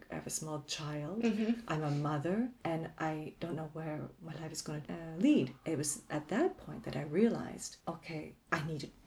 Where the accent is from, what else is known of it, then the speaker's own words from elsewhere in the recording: Canada; now in Germany; I am still Canadian. I can move back tomorrow if I wanted to.